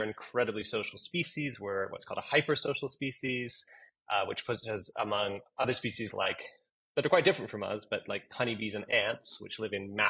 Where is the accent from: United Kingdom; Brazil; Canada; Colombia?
Canada; moved away as an adult; also born or lived in Toronto / Eastern Pennsylvania; now in United States; I'm Canadian. I got my PhD at the University of Toronto, but I've lived in the United States now for about 12 years